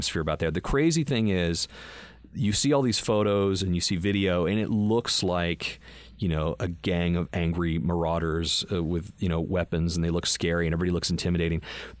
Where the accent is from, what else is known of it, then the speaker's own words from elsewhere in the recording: Boston, Massachusetts, United States; accent: Boston; some of the first few jobs I got were like, yeah, but can you sound like a blue collar kind of Boston guy? I was like, oh, so I'm back to that now.